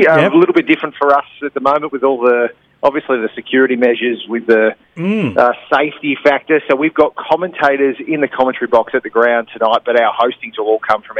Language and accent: English; Central Coast, New South Wales, Australia; I grew up on the Central Coast